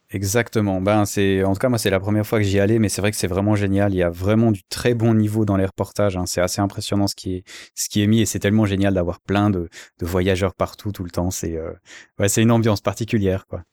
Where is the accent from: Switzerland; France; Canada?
Switzerland; en tant que Suisse